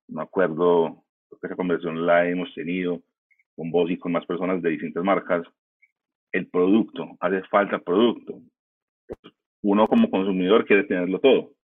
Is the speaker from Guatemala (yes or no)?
no; United States; now in Colombia; yo como me crié en Estados Unidos